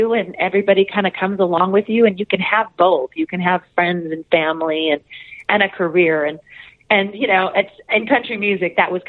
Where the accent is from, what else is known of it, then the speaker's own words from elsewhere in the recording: Norwalk, California, United States; Well, I'm from Norwalk, California, and my interest in music just really began with listening to the radio.